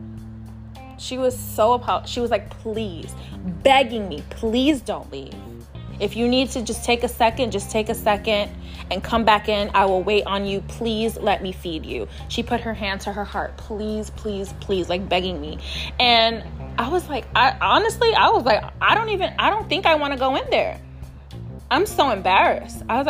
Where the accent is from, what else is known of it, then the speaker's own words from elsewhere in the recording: New York City, New York, United States; I'm from New York City